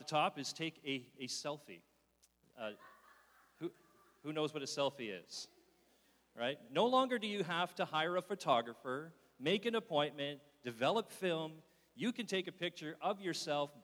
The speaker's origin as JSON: {"language": "English", "town": "Wallaceburg", "region": "Ontario", "country": "Canada", "tie": "born or raised there", "also_born_or_lived": "North Bay, Ontario / Sudbury, Ontario", "moved": "yes", "lives_now": "Barrie, Canada", "said": "I was originally born and raised in Wallaceburg, Ontario"}